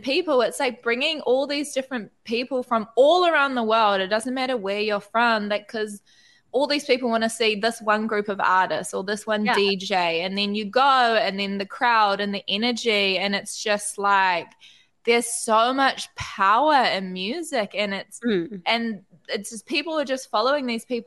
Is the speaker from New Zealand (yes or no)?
yes; New Zealand; I'm from New Zealand